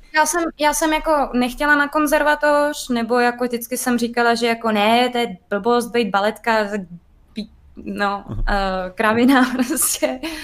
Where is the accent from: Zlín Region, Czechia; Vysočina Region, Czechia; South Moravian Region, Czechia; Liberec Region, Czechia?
Liberec Region, Czechia; Liberec; moved away; já jsem původně z Liberce